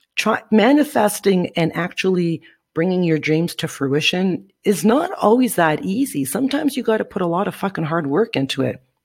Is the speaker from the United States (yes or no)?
no; Northern Ontario, Canada; moved away as an adult; now in Guatemala; I am from Northern Ontario, Canada, side breed to be exact, where the winters is cold as shit